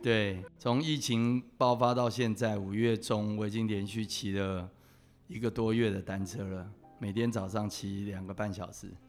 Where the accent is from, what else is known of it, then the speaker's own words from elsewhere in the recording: Taipei, Taiwan; 我父亲是老欧啊，我是在三军总医院出生的